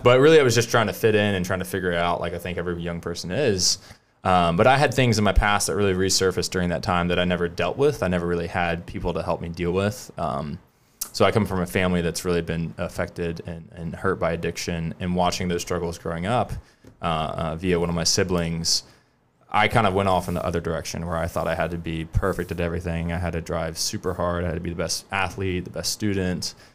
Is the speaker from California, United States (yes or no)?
no; Charleston, South Carolina, United States; I grew up in West Ashley, went to the college of Charleston